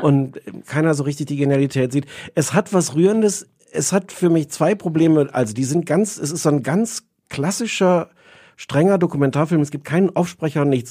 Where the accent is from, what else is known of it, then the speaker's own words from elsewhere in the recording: Germany; als Deutscher